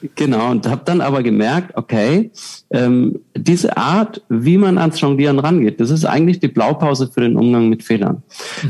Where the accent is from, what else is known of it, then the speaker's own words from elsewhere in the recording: Southern Germany, Germany; moved away; Ich komme aus Süddeutschland ursprünglich, da ist es äh, wirklich viele Biergärten